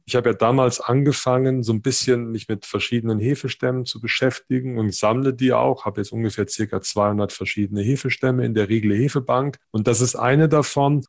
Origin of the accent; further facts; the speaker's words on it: Siegerland, North Rhine-Westphalia, Germany; moved away as an adult; also born or lived in Mannheim / Hannover / Halmstad, Sweden; now in Augsburg, Germany; Ich bin Original-Siegerländer